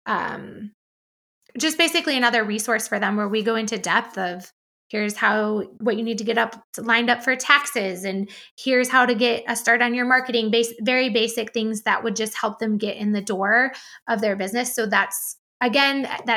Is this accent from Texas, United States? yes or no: yes; Liberty Hill, Texas, United States; I'm from the area, or you'll say like I'm from Liberty Hill